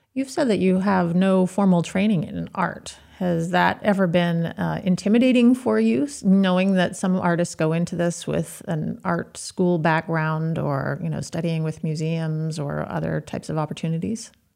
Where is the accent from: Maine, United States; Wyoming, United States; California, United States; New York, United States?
Maine, United States; I grew up in Maine. I haven't spent much time outside of the state of Maine